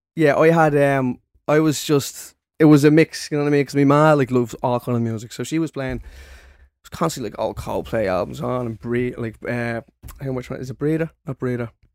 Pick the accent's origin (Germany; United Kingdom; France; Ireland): Ireland; Dublin, Leinster; growing up in Ballymore